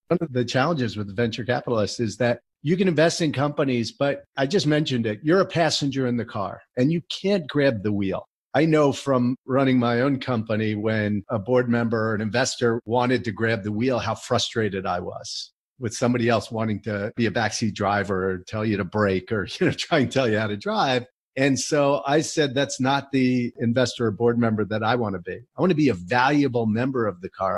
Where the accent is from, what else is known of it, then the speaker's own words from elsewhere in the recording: New Jersey, United States; also born or lived in College Park, Maryland; I grew up in New Jersey